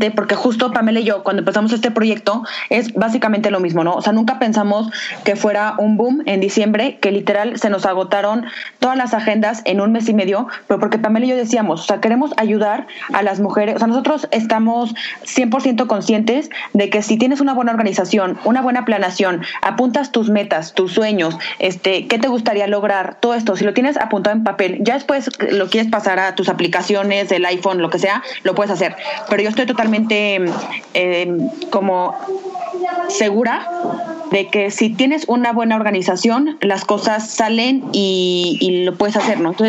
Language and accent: Spanish; Mexico; apoyarnos como mexicanas y como mujeres